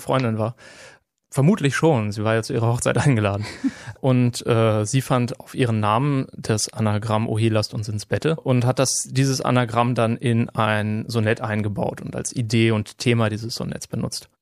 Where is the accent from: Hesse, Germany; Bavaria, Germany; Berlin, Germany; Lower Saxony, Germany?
Lower Saxony, Germany; Nienburg; now in Greifswald, Germany; ich bin in Nienburg an der Weser aufgewachsen, äh, eine Stadt in ja, Niedersachsen